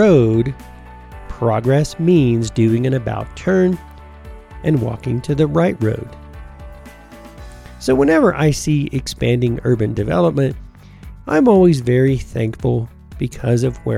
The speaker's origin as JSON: {"language": "English", "country": "United States", "tie": "born or raised there", "also_born_or_lived": "Tennessee / Georgia / Colorado", "said": "I grew up in Tennessee and Georgia"}